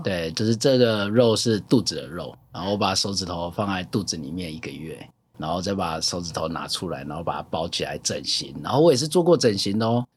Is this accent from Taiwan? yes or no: yes; Wulai, New Taipei, Taiwan; also born or lived in rural village (unnamed), Taiwan; 后来我来台北，那我受了原住民文化的感染， 对，我在种子，乌来种子长大